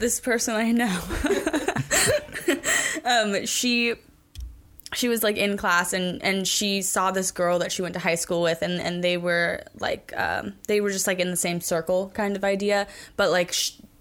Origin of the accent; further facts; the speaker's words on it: Oregon, United States; I'm born and raised in Oregon